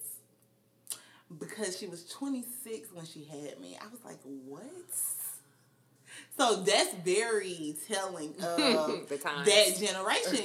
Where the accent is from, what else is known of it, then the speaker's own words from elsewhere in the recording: Atlanta, Georgia, United States; also born or lived in Hapeville, Georgia; I'm originally from Atlanta, Georgia. So, I grew up definitely in the city